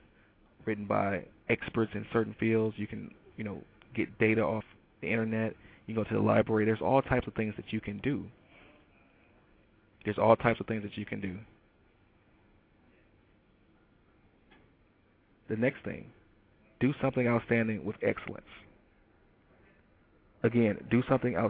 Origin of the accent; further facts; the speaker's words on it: Detroit, Michigan, United States; moved away; I'm from Detroit